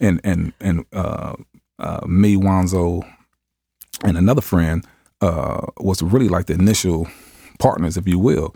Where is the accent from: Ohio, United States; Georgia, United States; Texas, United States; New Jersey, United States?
Ohio, United States; Cuyahoga; growing up in, uh, Cuyahoga uh, housing